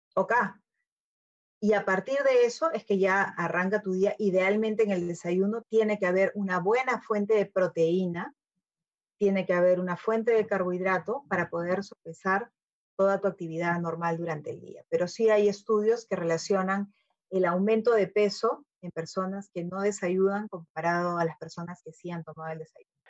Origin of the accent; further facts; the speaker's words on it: Peru; tenemos como peruanos eh, la, gran dicha de tener fuentes de alimentación